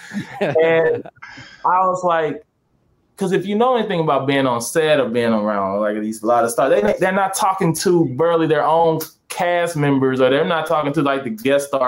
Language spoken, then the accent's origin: English; St. Louis, Missouri, United States; moved away as an adult; now in California, United States; I'm originally from St. Louis